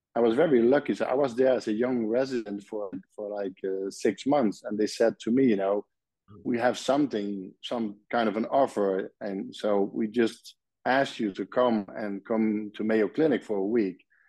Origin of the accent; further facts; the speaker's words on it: Nijmegen, Gelderland, Netherlands; English is a second language; moved away as an adult; now in Belgium; I was born in Nijmegen, and Nijmegen is a city at the eastern part of the Netherlands, close to the German border